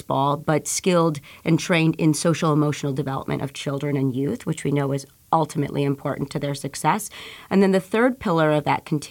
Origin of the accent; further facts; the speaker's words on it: Chicago, Illinois, United States; at 7 years old, growing up in Pilsen